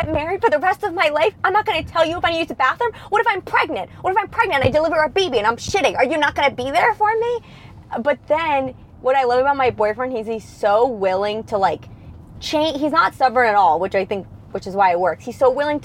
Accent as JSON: {"language": "English", "town": "New York City", "region": "New York", "country": "United States", "tie": "born or raised there", "moved": "as an adult", "lives_now": "Los Angeles, United States", "said": "I grew up in New York City, and New York Comedy Club was like four blocks away from my high school"}